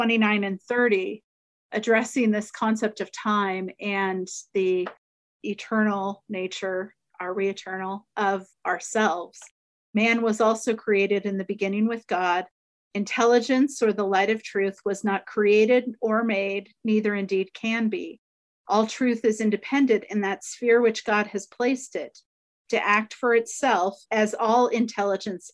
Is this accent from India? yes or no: no; United States; my context as an American who highly values individual agency